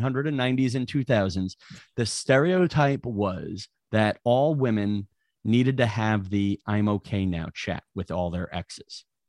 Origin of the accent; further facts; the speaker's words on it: New York, United States; I'm from New York